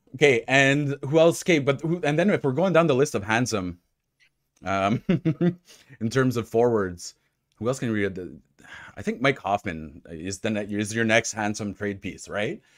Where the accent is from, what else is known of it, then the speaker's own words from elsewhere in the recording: Ottawa, Ontario, Canada; moved away; also born or lived in Gatineau (Hull), Quebec; I'm a Francophone. I'm from Ontario